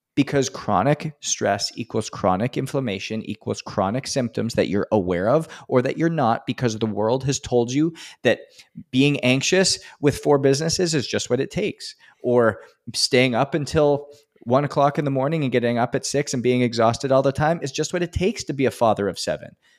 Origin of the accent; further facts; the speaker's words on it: Edmonton, Alberta, Canada; moved away; I'm from Canada and, uh, in Edmonton, actually.